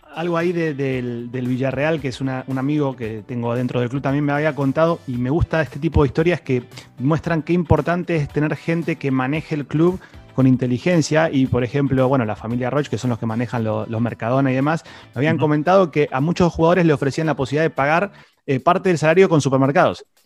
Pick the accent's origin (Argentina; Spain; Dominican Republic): Argentina; yo soy de Argentina